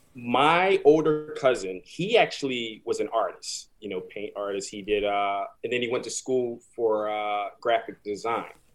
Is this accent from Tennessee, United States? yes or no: no; Philadelphia, Pennsylvania, United States; moved away as an adult; now in New York City, United States; I'm originally from Philadelphia, um, born and raised, West Philadelphia, born and raised